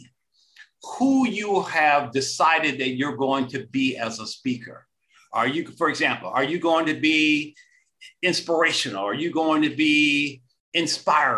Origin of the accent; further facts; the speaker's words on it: Detroit, Michigan, United States; I'm originally from Detroit, Michigan. Back in the days of Motown.